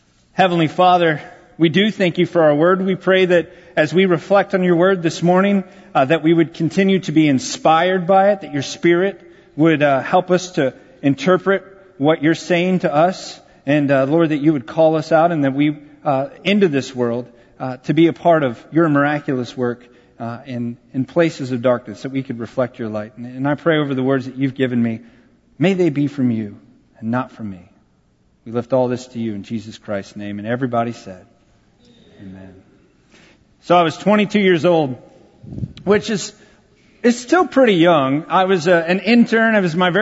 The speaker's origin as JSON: {"language": "English", "town": "San Antonio", "region": "Texas", "country": "United States", "tie": "born or raised there", "said": "San Antonio, my hometown"}